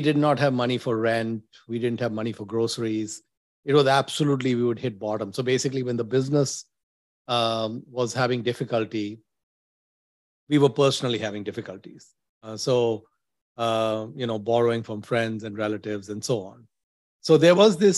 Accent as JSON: {"language": "English", "town": "Mumbai", "region": "Maharashtra", "country": "India", "tie": "born or raised there", "also_born_or_lived": "Delhi, India / Dubai, United Arab Emirates", "moved": "as an adult", "lives_now": "United States", "said": "I was born in Bandra in Mumbai, Amchi, Mumbai"}